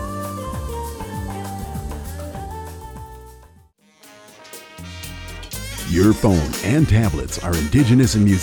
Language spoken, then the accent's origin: English; Minneapolis, Minnesota, United States; I was from Minneapolis, so I'm a city slicker